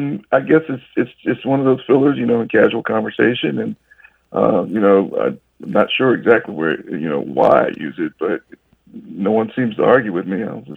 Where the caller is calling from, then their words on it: Atlanta, Georgia, United States; How are you? I'm calling from Atlanta, Georgia.